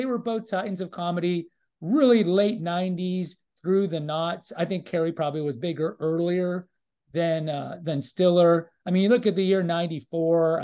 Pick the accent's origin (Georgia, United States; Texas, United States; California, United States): Texas, United States; Houston; I grew up in Houston